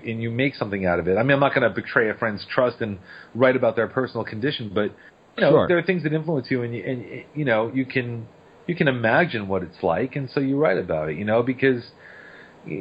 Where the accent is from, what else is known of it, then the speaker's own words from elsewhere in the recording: Long Island, New York, United States; now in New Orleans, United States; I grew up on Long Island, New York